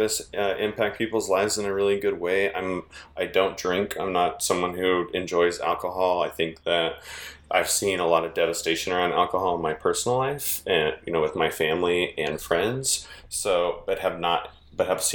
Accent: the Bay Area, California, United States; moved away as an adult; also born or lived in San Francisco; now in Reno, United States; I'm from the Bay Area and moved to Reno, Nevada

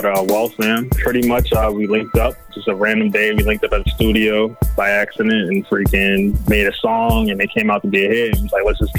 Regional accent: Brockton, Massachusetts, United States; I grew up in Brockton. I went to West Virginia High. I went to Brockton High School, too, as well. Very big school in Brockton High School. Over 2,000 kids. Went to Bristol Community College as well

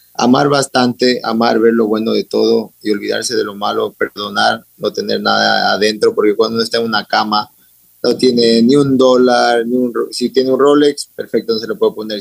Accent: United States; also born or lived in Ecuador / London; siempre he sido ecuatoriano, orgulloso, representado la bandera en todo lado porque me crié en Estados Unidos

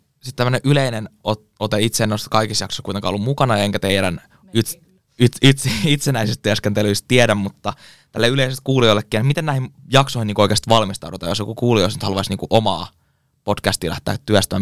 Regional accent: Kouvola, Kymenlaakso, Finland

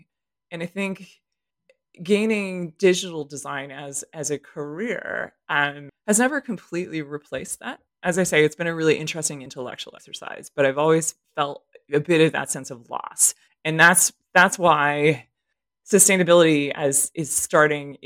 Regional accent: Berkeley, California, United States; I grew up in a neighborhood, I'm from California originally and from Berkeley, that's sort of outside of San Francisco

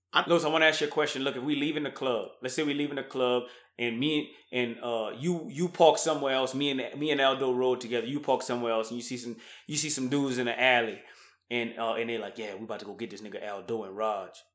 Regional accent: Louisiana, United States; moved away; I'm from Louisiana

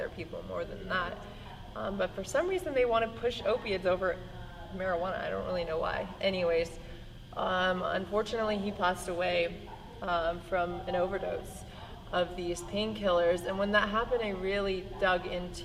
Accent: Iowa, United States; a guy that I grew up with in Iowa

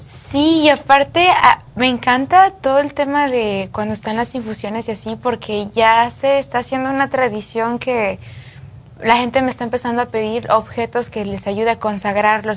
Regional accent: Jerez, Zacatecas, Mexico; Yo nací en México, de Zacatecas, soy de Jerez, Zacatecas

